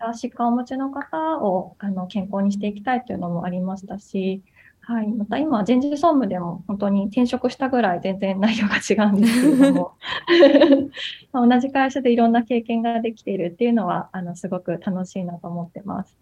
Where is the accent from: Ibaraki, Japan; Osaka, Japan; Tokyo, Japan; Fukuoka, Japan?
Ibaraki, Japan; 地元の茨城で働いておりまして